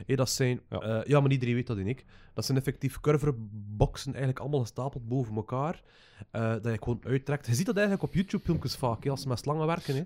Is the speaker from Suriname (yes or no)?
no; West Flanders, Belgium; als West-Vlaming